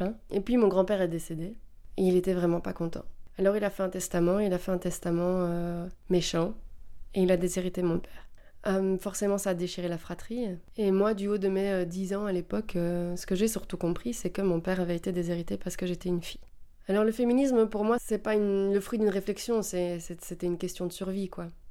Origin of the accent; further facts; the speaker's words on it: Belgium; je viens de Belgique